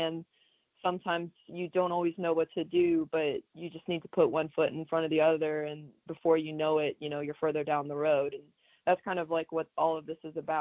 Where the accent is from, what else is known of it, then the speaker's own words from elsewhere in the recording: Atlanta, Georgia, United States; We're from Atlanta, Georgia